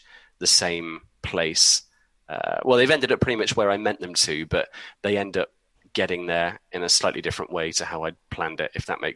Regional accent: Leeds, Yorkshire and the Humber, United Kingdom; moved away as an adult; now in Oxfordshire, United Kingdom; I'm from Leeds originally, I live down in Oxfordshire now

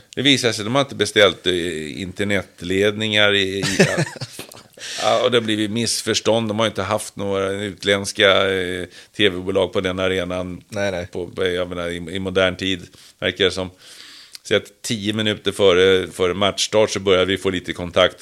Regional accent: Sweden; vi svenskar

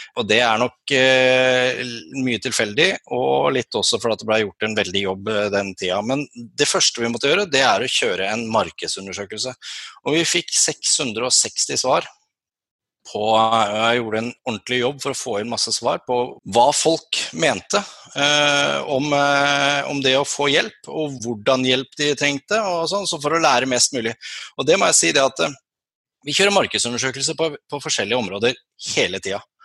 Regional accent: Sørlandet, Norway; accent: Sørlandsk (southern Norwegian dialect); also born or lived in Kristiansand / Lillesand; jeg er jo sørlending, som dere hører på dialekta

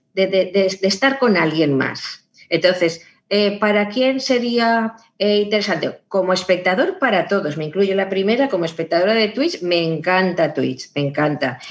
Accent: Valencian Community, Spain; como soy valenciana, siempre digo mundo, sonido y río en valenciano

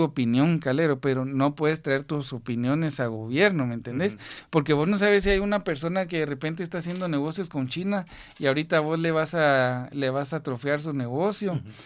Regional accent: Guatemala; como guatemaltecos

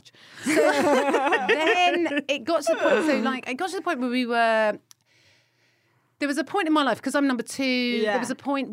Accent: Kingston upon Thames, London, United Kingdom; I grew up in the suburbs of South West London, Kingston upon Thames.

